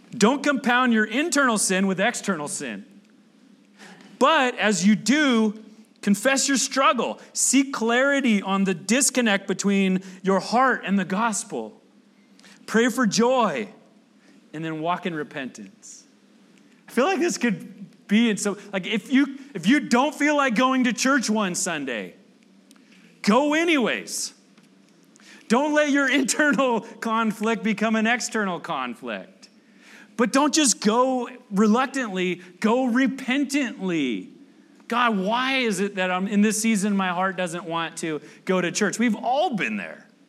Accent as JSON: {"language": "English", "country": "United States", "said": "I'm from the South Bay"}